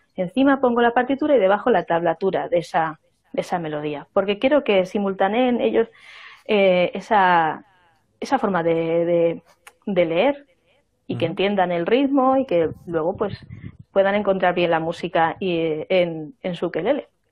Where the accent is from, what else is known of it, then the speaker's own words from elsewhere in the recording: Extremadura, Spain; now in Zamora, Spain; Yo vengo de otra región, y soy extremeña